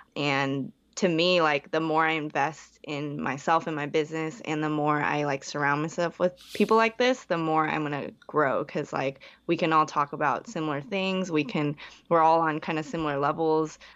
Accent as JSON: {"language": "English", "area": "Bay Area", "region": "California", "country": "United States", "tie": "born or raised there", "also_born_or_lived": "Hong Kong", "said": "I was born in Hong Kong, moved when I was, like, two, but, like, besides that, I was, like, in the Bay Area for, like, twenty, twenty-something years"}